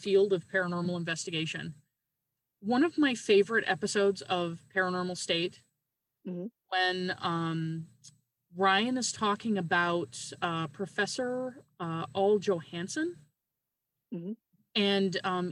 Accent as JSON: {"language": "English", "region": "Newfoundland and Labrador", "country": "Canada", "moved": "yes", "lives_now": "Wisconsin, United States", "said": "I'm currently living in Wisconsin, but I'm originally from Newfoundland in Canada"}